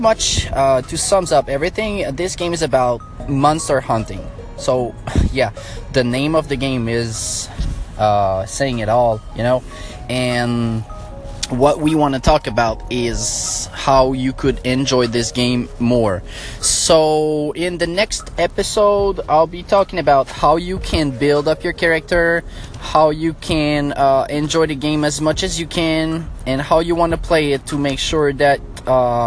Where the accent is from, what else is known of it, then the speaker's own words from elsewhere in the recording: Montreal, Quebec, Canada; accent: French; English is a second language; I have a little French accent because I'm from Montreal, Quebec, Canada